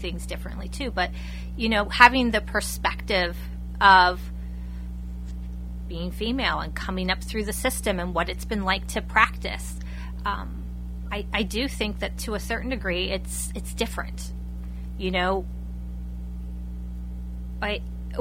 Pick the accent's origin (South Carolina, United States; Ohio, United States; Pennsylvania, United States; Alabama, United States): Pennsylvania, United States; Lebanon County; having been born and raised in Lebanon County